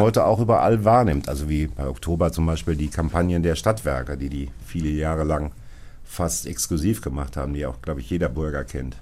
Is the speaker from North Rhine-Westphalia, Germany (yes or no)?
yes; Bochum, North Rhine-Westphalia, Germany; also born or lived in Hattingen; ich als Bochumer